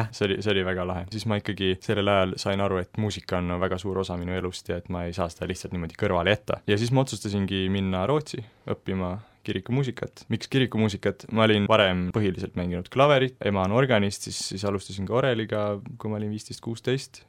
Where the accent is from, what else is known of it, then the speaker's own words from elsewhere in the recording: Tartu, Tartu County, Estonia; ma olen siitsamast Tartust pärit